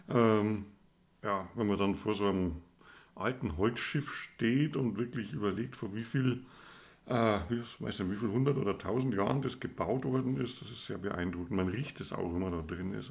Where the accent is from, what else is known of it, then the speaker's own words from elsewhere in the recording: Southern Germany, Germany; als Süddeutscher